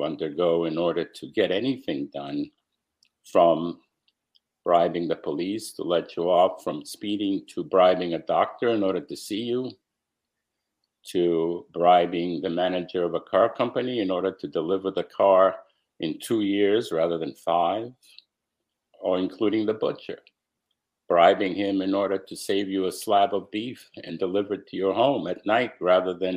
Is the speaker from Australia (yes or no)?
no; United States; also born or lived in Romania; During those years, while I was growing up in America